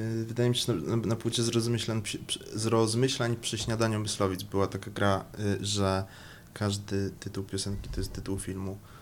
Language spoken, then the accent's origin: Polish; Kraków, Lesser Poland, Poland; A ja jestem z Krakowa